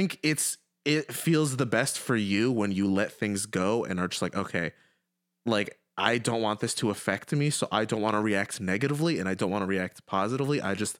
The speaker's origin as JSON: {"language": "English", "country": "Syria", "said": "I'm from Syria."}